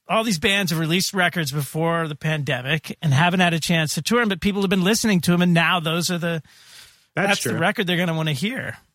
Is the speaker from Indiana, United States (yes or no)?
yes; Indiana, United States; born there; Oh, so you know, I was born in Indiana.